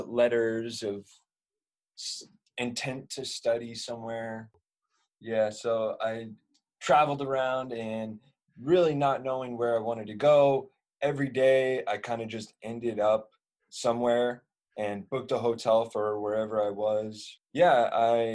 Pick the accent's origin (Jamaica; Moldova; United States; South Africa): United States; Northern California; moved away as an adult; now in Japan; I'm from Northern California, and I am doing a apprenticeship